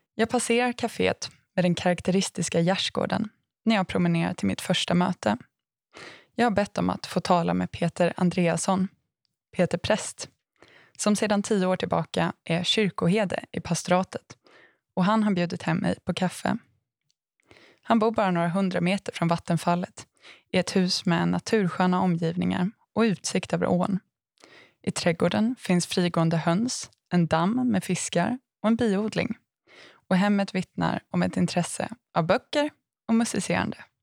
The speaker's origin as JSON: {"language": "Swedish", "town": "Aneby", "region": "Jönköping County", "country": "Sweden", "tie": "born or raised there", "said": "min hemort Aneby"}